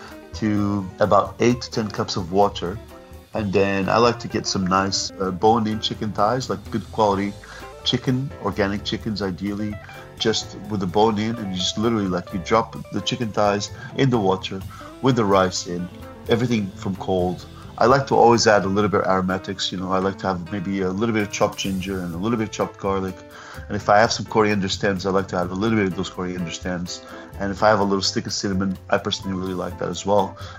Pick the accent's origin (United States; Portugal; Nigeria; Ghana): Portugal; I grew up in Portugal